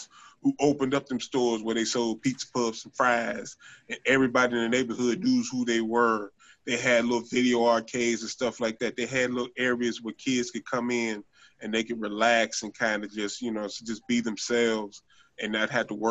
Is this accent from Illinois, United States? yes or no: yes; Chicago, Illinois, United States; I grew up in West Pullman